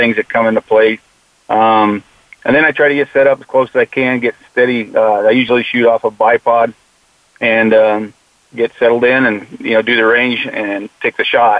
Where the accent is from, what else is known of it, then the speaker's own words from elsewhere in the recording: Phoenix, Arizona, United States; born and raised in Phoenix, Arizona, and went to school, like you said, over at Paradise Valley